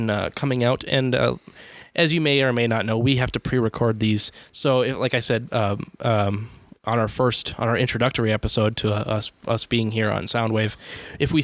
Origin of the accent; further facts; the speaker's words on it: United States; I'm American